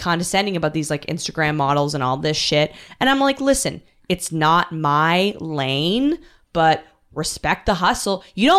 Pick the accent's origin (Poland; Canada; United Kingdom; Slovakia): Canada; now in New York, United States; I'm from Canada.